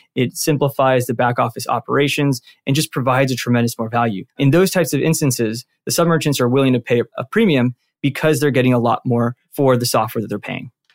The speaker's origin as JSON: {"language": "English", "town": "Santa Ana", "region": "California", "country": "United States", "tie": "born or raised there", "said": "born and raised out in Santa Ana, which is a town out in Orange County."}